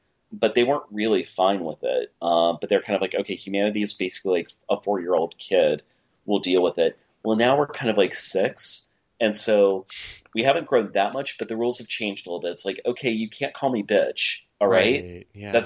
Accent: New York, United States; I'm New Yorker. I'm not LA.

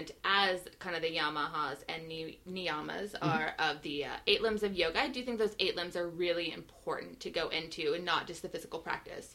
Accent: coast of Oregon, United States; moved away; I'm not from Seattle. I'm from the coast of Oregon originally

